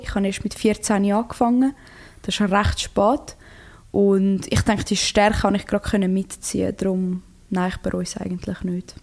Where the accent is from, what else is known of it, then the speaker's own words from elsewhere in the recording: Switzerland; also born or lived in Croatia (ancestry); in meiner Heimat